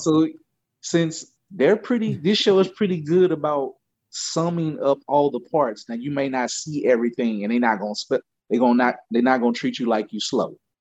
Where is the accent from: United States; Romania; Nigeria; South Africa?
United States; Louisiana; I grew up in Louisiana